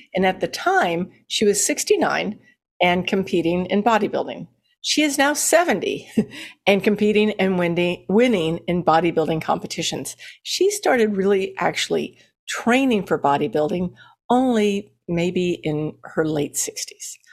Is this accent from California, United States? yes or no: no; Texas, United States; also born or lived in Colorado; when I moved to Texas, even as a seven-year-old